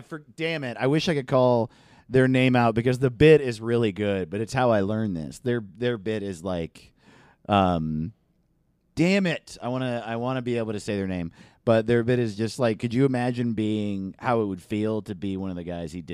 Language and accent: English; Valdosta, Georgia, United States; I'm from Valdosta, Georgia. Sleep kissing capital of the world.